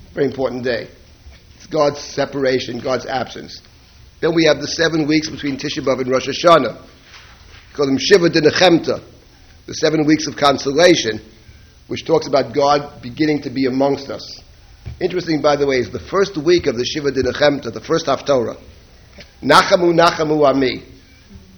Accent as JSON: {"language": "English", "town": "New York City", "region": "New York", "country": "United States", "tie": "born or raised there", "said": "I grew up in Jackson Heights, Queens"}